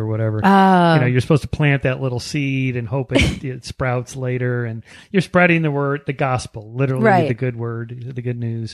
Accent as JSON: {"language": "English", "town": "Pasadena", "region": "California", "country": "United States", "said": "I'm from this area."}